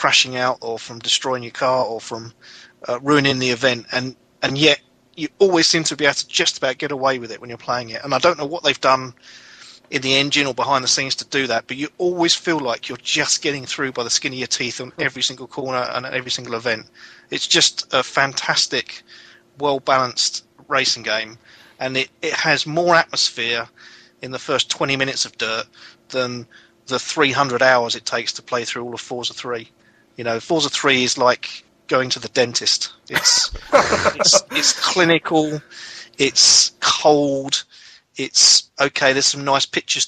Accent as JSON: {"language": "English", "country": "United Kingdom", "said": "I'm a Brit"}